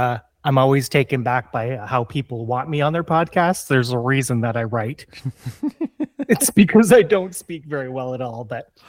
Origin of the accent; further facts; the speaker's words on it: Ontario, Canada; I grew up in Canada, Southern Canada, just across the river from Detroit.